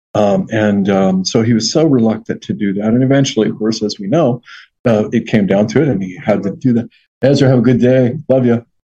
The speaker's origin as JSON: {"language": "English", "region": "Western Washington State", "country": "United States", "moved": "as an adult", "lives_now": "Carolinas, United States", "said": "we're from Western Washington State."}